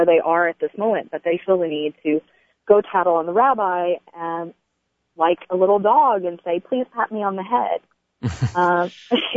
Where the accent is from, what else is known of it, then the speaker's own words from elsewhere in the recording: Tennessee, United States; I was born and raised in Tennessee in an atheist family.